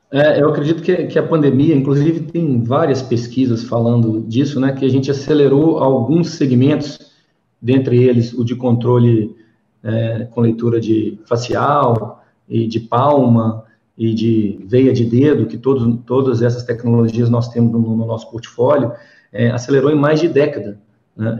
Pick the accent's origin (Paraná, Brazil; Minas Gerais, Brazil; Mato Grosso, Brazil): Minas Gerais, Brazil; Belo Horizonte; accent: mineirês; also born or lived in São Paulo; A gente mineiro, né? Eu sou de Belo Horizonte, natural daqui, crescido aqui, já morei em São Paulo, enfim, fora também